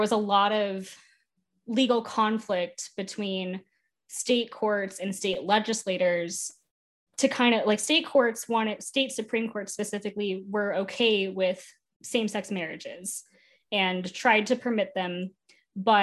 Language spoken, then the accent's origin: English; Nevada, United States; I'm from Nevada. I went to law school in Nevada. I'm from Nevada